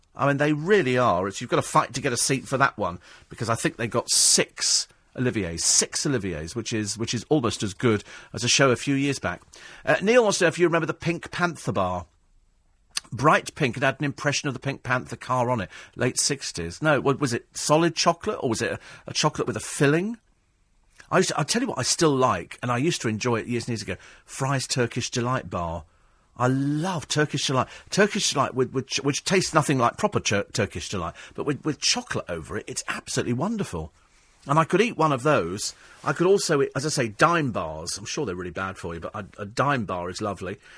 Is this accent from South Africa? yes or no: no; United Kingdom; I'm fiercely proud of being British. I couldn't live anywhere else